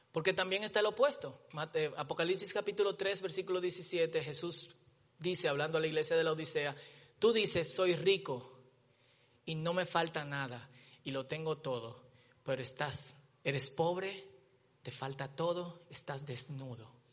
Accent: Dominican Republic; nosotros como dominicanos

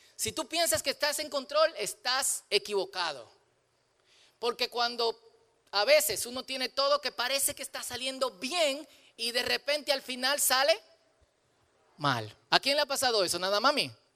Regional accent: Dominican Republic; soy dominicano, soy dominicano.

